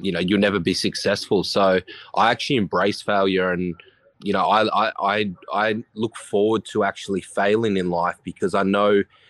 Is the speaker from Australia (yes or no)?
yes; Horsham, Victoria, Australia; now in Sunshine Coast, Australia; I'm literally from Horsham. That's where I was born.